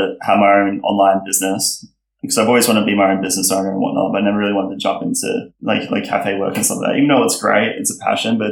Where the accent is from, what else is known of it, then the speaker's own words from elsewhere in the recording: Brisbane, Queensland, Australia; moved away as an adult; now in Melbourne, Australia; I moved down here from Brisbane at the start of 2019